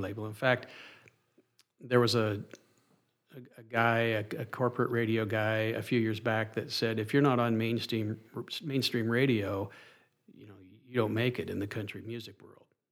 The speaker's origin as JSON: {"language": "English", "town": "Soda Springs", "region": "Idaho", "country": "United States", "tie": "born or raised there", "also_born_or_lived": "Boise, Idaho / Phoenix, Arizona", "said": "Soda Springs, Idaho, my hometown"}